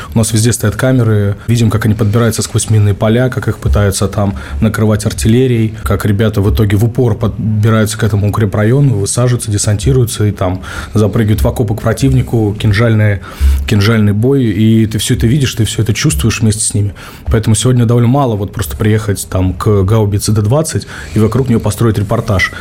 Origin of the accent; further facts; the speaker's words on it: Stavropol, Stavropol Krai, Russia; в моем родном Ставрополе